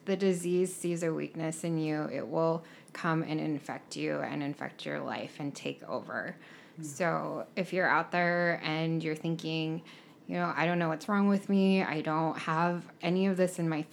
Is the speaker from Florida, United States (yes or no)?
no; rural Montana, United States; also born or lived in South Korea / Stevensville, Montana; I was raised in rural Montana by two white people as a Korean adoptee